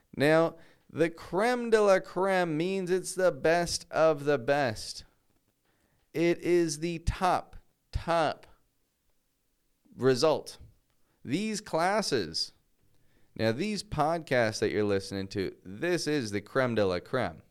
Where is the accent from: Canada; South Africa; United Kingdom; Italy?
Canada; Toronto, Ontario; now in Mexico; I'm from Toronto.